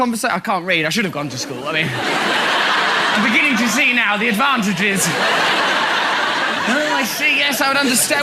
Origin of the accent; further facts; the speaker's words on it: England, United Kingdom; I am English!